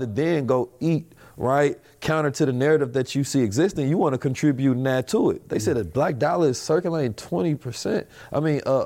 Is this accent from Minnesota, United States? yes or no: no; Oakland, California, United States; I come from Oakland